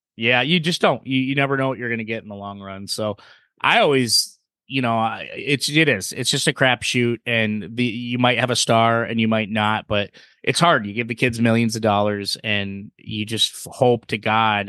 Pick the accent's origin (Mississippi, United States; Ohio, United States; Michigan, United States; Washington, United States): Michigan, United States; Steve and I, we, we're from Michigan